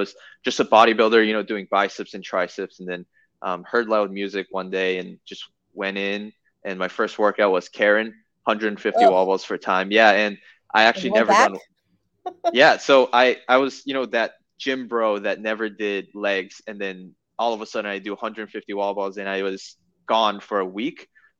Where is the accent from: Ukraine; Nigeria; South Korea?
South Korea; now in United States; So, yeah, I definitely identify myself as a Korean as well as American. And my parents still live in Korea. I, speak fluent Korean.